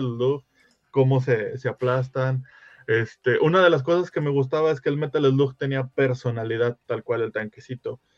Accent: Mexico; Uno, uno como mexicano

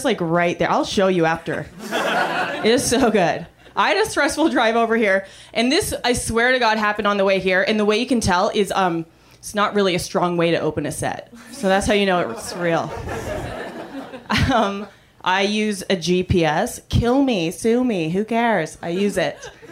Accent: Canada; now in United States; I'm an immigrant. Thank you. I'm Canadian

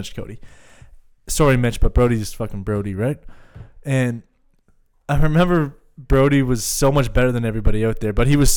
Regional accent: Canada; I'm a Canadian

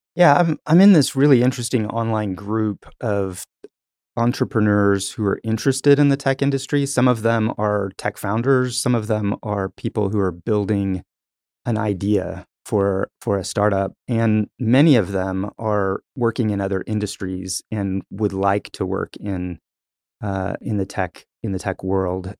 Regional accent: Tulsa, Oklahoma, United States; also born or lived in Texas; I, I grew up in Tulsa, so I've, I've, I've been in Tulsa the majority of my life

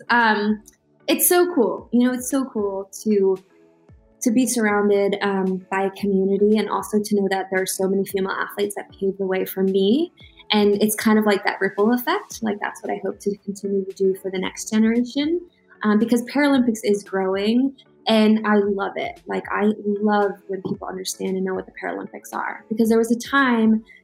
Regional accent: Baltimore, Maryland, United States; Michael Phelps, you know, I'm from Baltimore. I got to train with that group.

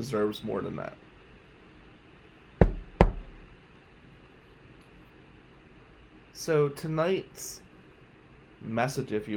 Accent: New Jersey, United States; now in Michigan, United States; I was from New Jersey

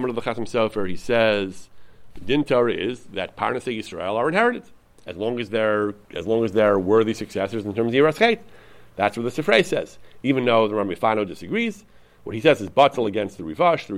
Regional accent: United States; I'm an American

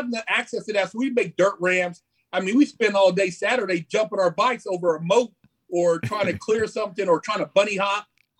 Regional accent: North Highlands, California, United States; moved away as an adult; also born or lived in Sacramento, California; now in Arizona, United States; I was born in Sacramento, raised in North Highlands.

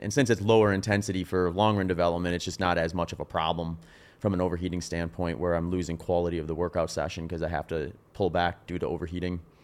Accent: Wisconsin, United States; also born or lived in Phoenix; now in Austin, United States; growing up in Wisconsin, we had humid summers

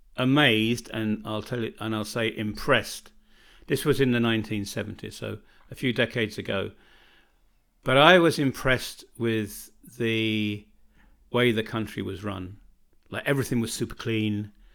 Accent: United Kingdom; born or raised there; moved away as an adult; now in Čardačani, Bosnia and Herzegovina

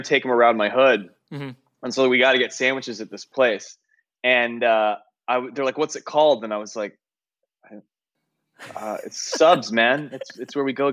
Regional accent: San Francisco, California, United States; growing up in the Bay Area

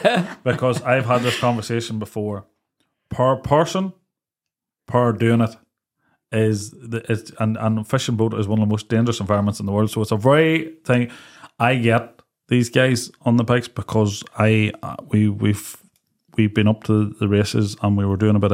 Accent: Ballymoney, Northern Ireland, United Kingdom; But we grew up in Ballymoney.

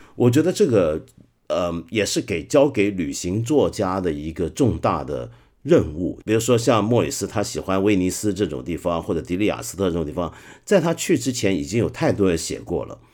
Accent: Hong Kong; 作为一个香港人

